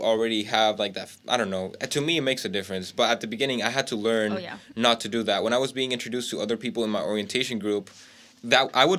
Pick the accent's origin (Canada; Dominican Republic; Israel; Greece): Dominican Republic; English is a second language; now in United States; I basically am a Dominican living abroad.